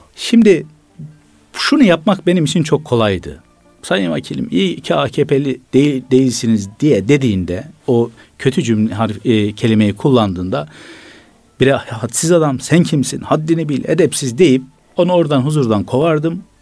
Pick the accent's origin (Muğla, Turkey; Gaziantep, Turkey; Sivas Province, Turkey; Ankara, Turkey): Gaziantep, Turkey; Bir Gaziantep'li olarak